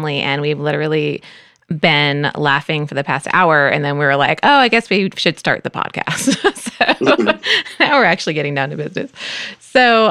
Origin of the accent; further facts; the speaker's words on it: New York, United States; also born or lived in Texas / San Francisco Bay Area, California / Los Angeles, California; now in Austin, United States; I'm originally from New York, and then Texas is where I met Joey